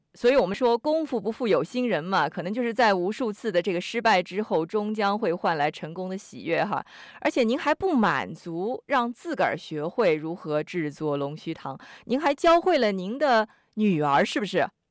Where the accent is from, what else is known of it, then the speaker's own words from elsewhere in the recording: Sydney, New South Wales, Australia; 我们悉尼人哈，我们说悉尼塞的嘛